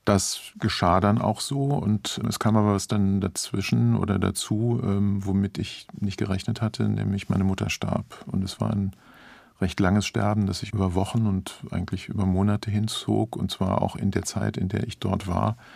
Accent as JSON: {"language": "German", "region": "Hesse", "country": "Germany", "tie": "born or raised there", "lives_now": "Berlin, Germany", "said": "nicht auf meinen Wohnort seit langem, seit Jahrzehnten Berlin, sondern auf die Gegend, aus der ich komme, wo ich aufgewachsen bin, wo ich geboren bin. Das ist die Gegend Nordhessen an der westfälischen Grenze."}